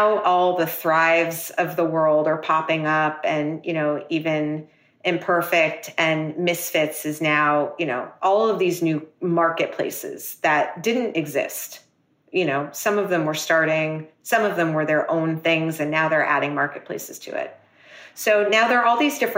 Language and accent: English; New York City, New York, United States; me being a New Yorker